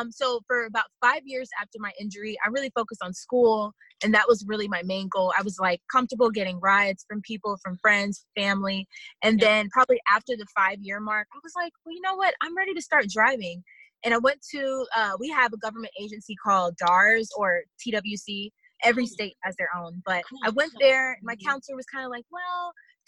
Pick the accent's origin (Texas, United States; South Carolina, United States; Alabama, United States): Texas, United States; Houston; I'm from Houston, Texas